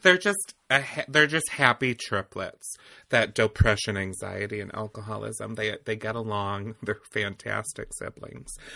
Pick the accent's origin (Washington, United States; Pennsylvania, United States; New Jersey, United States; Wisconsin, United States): Wisconsin, United States; Eau Claire; also born or lived in Milwaukee, Wisconsin; we grew up in the same area, so we're both from Old, we'll just say Eau Claire